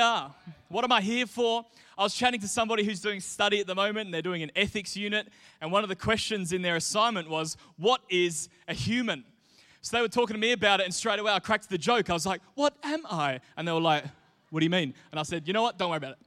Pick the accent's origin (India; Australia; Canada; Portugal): Australia; Mindarie, Western Australia; here in Australia, certainly when I was growing up in Mindari, your identity was tied to your postcode